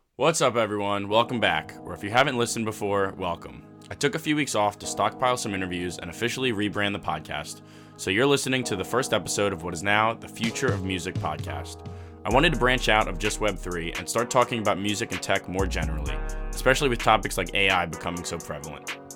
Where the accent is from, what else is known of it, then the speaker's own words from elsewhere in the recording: Baltimore, Maryland, United States; moved away as an adult; now in Washington, D.C., United States; I'm from Baltimore, but I've been, I've been living in D C for a little over a year now